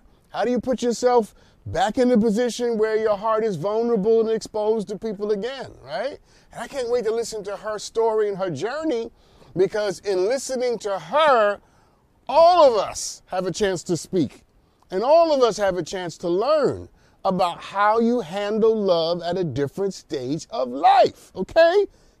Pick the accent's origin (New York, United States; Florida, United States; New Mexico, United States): New York, United States; New York City; now in California, United States; I'm a New Yorker. I was not born and raised in California. I was born and raised in New York City.